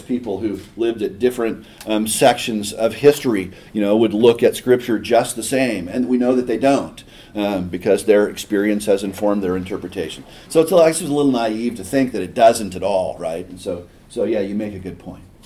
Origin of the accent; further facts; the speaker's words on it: Eugene, Oregon, United States; I grew up in Eugene.